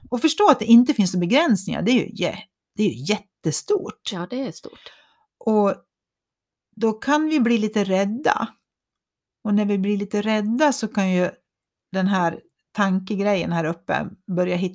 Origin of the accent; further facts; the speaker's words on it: Borlänge, Dalarna County, Sweden; Eller, nej, men jag är ju från Borlänge.